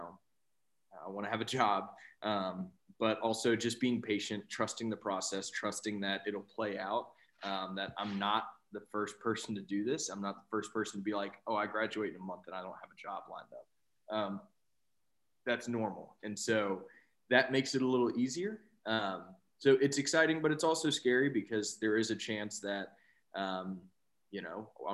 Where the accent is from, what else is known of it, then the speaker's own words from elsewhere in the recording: Blue Ridge Mountains, Southwest Virginia, United States; moved away as an adult; now in Richmond, United States; I grew up in Southwest Virginia in the Blue Ridge Mountains